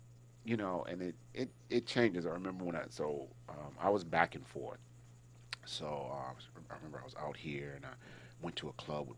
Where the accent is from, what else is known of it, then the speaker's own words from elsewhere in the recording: East Coast, United States; And I was like, yo, you know, I'm from the East Coast. We don't roll like that, right?